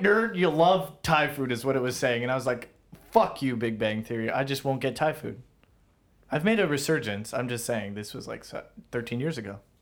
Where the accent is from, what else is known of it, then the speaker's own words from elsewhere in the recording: Toronto, Ontario, Canada; you tell people you are from Toronto